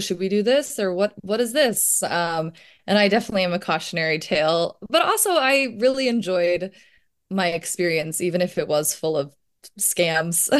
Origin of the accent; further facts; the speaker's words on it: Virginia, United States; growing up in Virginia